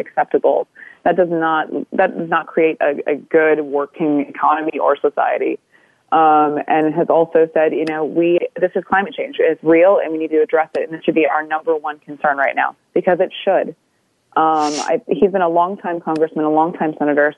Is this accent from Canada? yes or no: yes; Canada; I'm Anishinaabe from Kuching First Nation